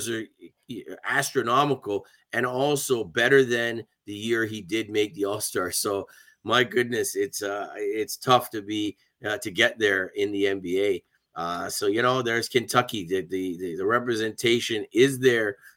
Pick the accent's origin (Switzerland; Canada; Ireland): Canada; I'm Canadian